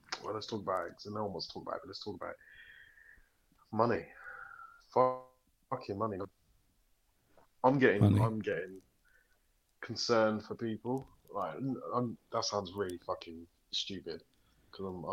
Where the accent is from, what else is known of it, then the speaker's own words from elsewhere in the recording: United Kingdom; We're British